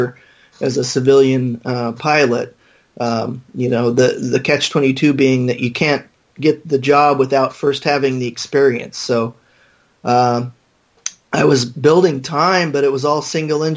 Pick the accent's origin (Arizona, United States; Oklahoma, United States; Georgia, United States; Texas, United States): Arizona, United States; Phoenix; I was born and raised in Phoenix